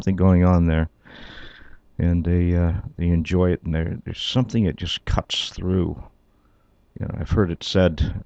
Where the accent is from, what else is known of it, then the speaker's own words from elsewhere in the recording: Toronto, Ontario, Canada; also born or lived in Scotland; We left Scotland when I was 7 years old. And, of course, all of a sudden I was there. It was just our family. All the relatives were back there. My cousins were there. My aunts, my uncles, everybody. And all of a sudden I was in Toronto